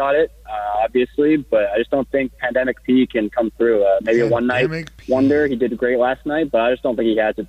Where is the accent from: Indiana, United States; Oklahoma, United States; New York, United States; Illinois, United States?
Indiana, United States; I'm from Indiana, so I'm a big Pacers fan